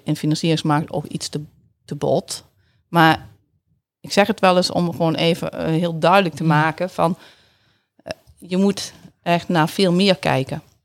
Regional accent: Netherlands; accent: zachte G; moved away as an adult; also born or lived in Tilburg / Groningen; now in Assen, Netherlands; mijn zachte G die ga ik gewoon niet verliezen

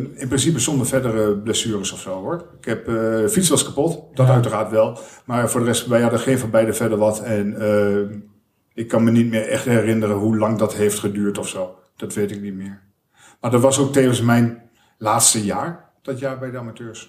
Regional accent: Almelo, Overijssel, Netherlands; moved away as an adult; also born or lived in Enschede / Amersfoort; Ik heb in Almelo gewoond tot mijn, ik denk 21ste

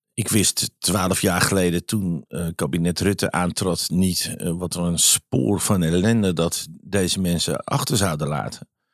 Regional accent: Amsterdam, North Holland, Netherlands; ik ben Amsterdammer

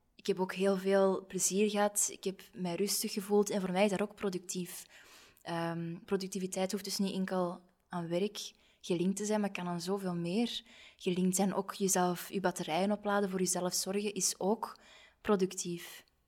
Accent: Belgium; we zijn allemaal zo bescheiden, zeker als Belgen

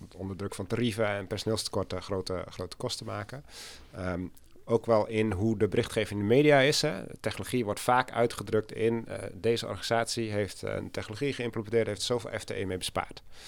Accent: Oudega, Friesland, Netherlands; moved away as an adult; also born or lived in Enschede; ik ben ook geboren en getogen in Friesland.

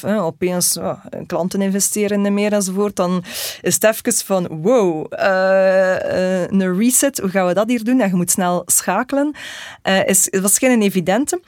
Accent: Belgium

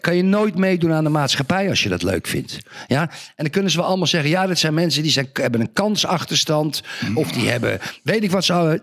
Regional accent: Zandvoort, North Holland, Netherlands; moved away; Ik ben geboren en getogen in Zandvoort.

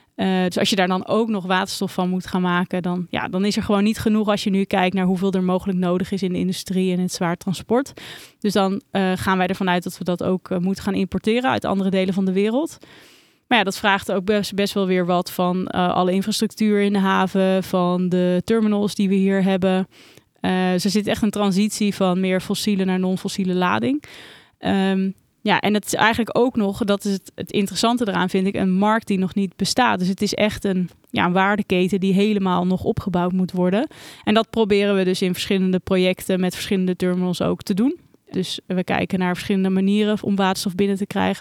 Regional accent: Randstad, Netherlands; in de Randstad, eh, de omgeving waar ik ben opgegroeid en altijd heb gewoond.

